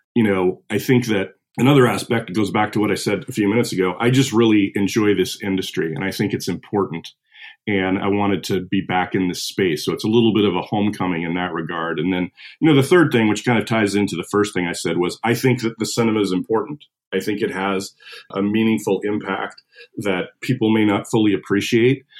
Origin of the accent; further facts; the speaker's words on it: Missoula, Montana, United States; I grew up in Western Montana in uh, Missoula